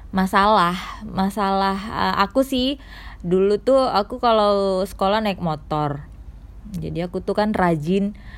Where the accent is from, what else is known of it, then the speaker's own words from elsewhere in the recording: Medan, North Sumatra, Indonesia; Aku berasal dari kota Medan